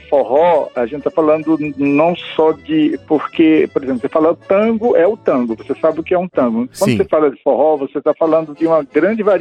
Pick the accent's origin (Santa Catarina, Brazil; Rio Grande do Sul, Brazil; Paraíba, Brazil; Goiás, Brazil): Paraíba, Brazil; now in Brasília, Brazil; o Carlos Marcelo é paraibano, eu sou paraibano